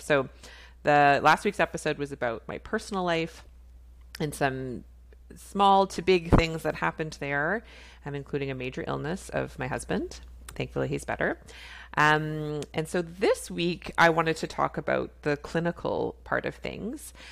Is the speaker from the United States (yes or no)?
no; Canada; I'm a Canadian family physician